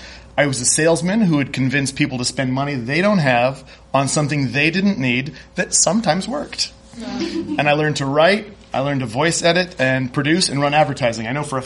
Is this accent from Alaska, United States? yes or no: yes; Kodiak, Alaska, United States; moved away as an adult; also born or lived in Chicago; my hometown of Kodiak, Alaska